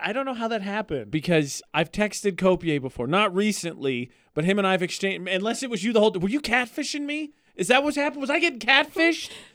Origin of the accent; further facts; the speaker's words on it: east of the Mississippi, Eastern United States, United States; now in Utah, United States; us people that are from east of the Mississippi